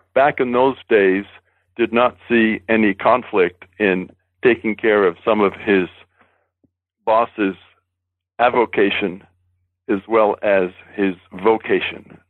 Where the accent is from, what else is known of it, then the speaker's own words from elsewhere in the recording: Boston, Massachusetts, United States; I was born in Boston and raised in New England.